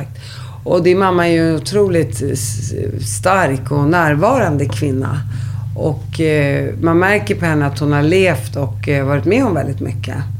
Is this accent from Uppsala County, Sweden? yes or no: yes; Uppsala, Uppsala County, Sweden; när jag växte upp, där tror jag folk började hångla och ligga när de gick i ni, nian. Inte sexan, var sjuan. Det är i Uppsala